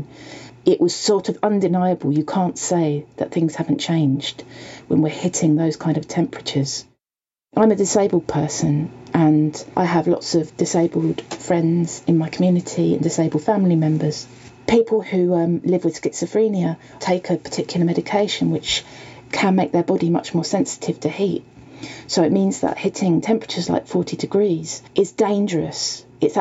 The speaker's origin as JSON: {"language": "English", "town": "Welwyn Garden City", "region": "East of England", "country": "United Kingdom", "tie": "born or raised there", "also_born_or_lived": "Hitchin, Hertfordshire", "said": "I grew up actually just a few miles down the road in a town called Welwyn Garden City."}